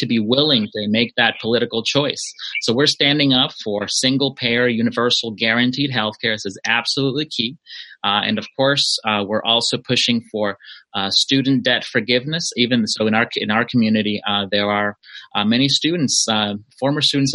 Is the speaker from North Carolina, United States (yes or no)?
no; Los Angeles, California, United States; also born or lived in Mexico; I was born in Mexico. I arrived to this area of Los Angeles when I was 9 years old